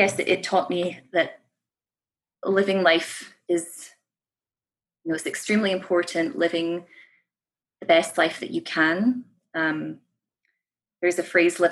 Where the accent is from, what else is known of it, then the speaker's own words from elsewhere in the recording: Scottish Borders, Scotland, United Kingdom; moved away as an adult; now in Canada; I was born and raised in the Scottish Borders, so that is my place of origin. But obviously now I live overseas